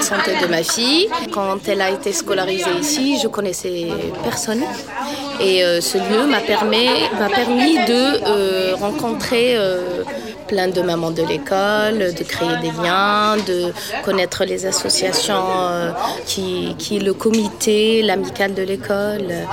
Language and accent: French; Algeria; moved away as an adult; now in France; je viens d'Algérie